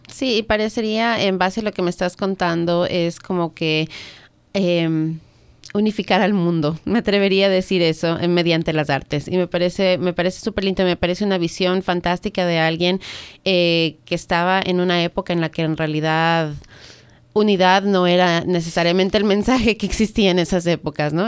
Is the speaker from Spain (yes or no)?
no; Ecuador; now in United States; yo soy del Ecuador